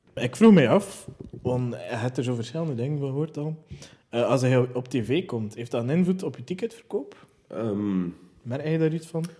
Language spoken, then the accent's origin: Dutch; West Flanders, Belgium; als West-Vlaming